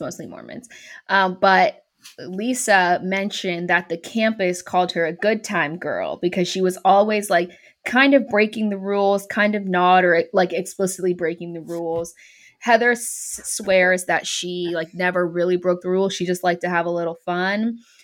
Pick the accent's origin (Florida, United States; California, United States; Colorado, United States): California, United States; Bay Area; moved away as an adult; also born or lived in North Carolina; where I grew up in the Bay Area, the, like, Oakland Port is really big, but I live on the other, I lived on the other side of the bay